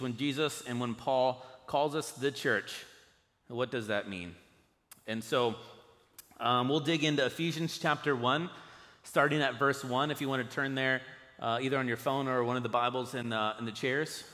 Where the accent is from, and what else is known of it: United States